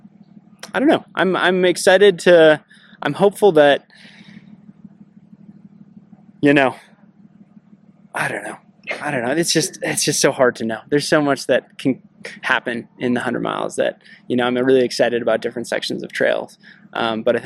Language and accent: English; northern Minnesota, United States; I grew up in northern Minnesota